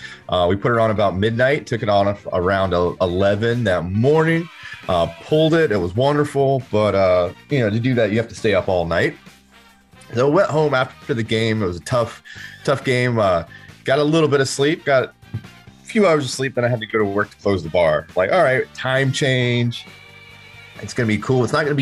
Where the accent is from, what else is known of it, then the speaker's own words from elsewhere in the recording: Fayetteville, North Carolina, United States; I'm from Fayetteville, dog.